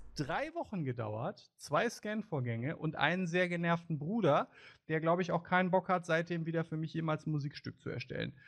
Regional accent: Germany; als Deutscher

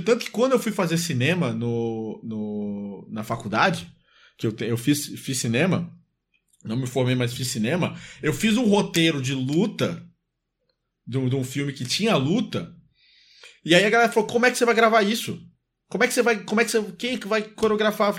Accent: Salvador, Bahia, Brazil; na minha infância, é, também lá em Salvador

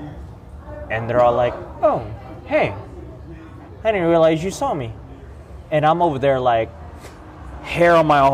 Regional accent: Galveston, Texas, United States; now in New Orleans, United States; where I grew up in Galveston

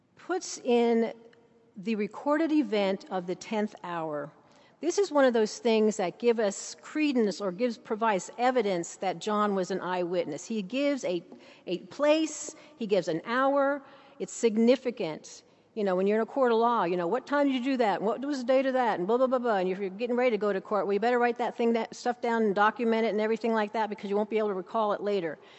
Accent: Saint Paul, Minnesota, United States; now in Abingdon, Virginia, United States; I'm from Saint Paul, Minnesota

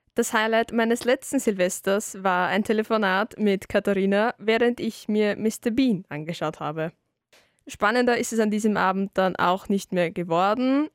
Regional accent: Salzburg, Austria; bei uns in Salzburg

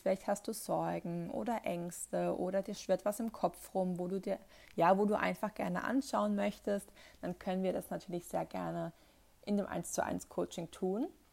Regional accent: near the Northern Black Forest, Baden-Württemberg, Germany; ich komme ja hier aus der Nähe vom Nordschwarzwald

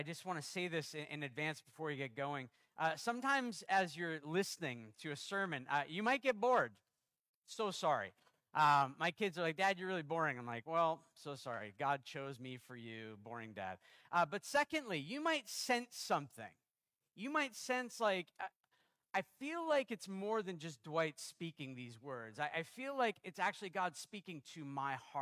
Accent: Canada; also born or lived in United States; I'm American and Canadian

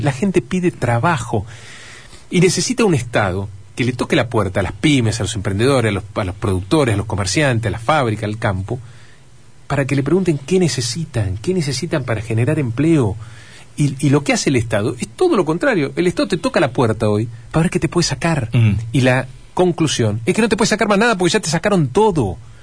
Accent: Entre Ríos, Argentina; como muchos argentinos, como muchos entrerrianos, confío en nuestro país, confío en nuestra provincia

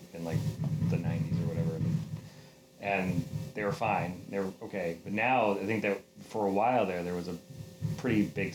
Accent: Upton, Massachusetts, United States; I grew up in Upton

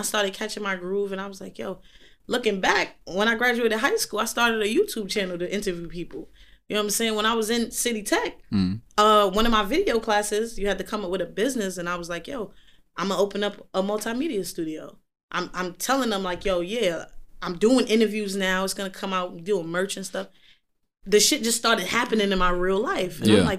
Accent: United States; also born or lived in London; Once they hear I'm American

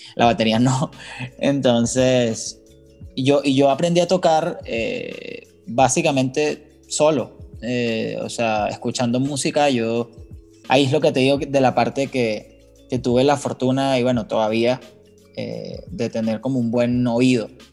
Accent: Caracas, Capital District, Venezuela; moved away as an adult; now in Mexico; Yo vengo de Venezuela, de Caracas.

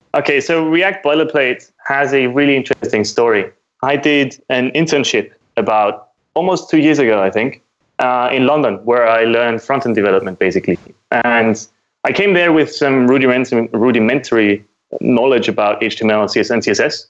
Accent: Austria; I am from Austria, which is in Europe

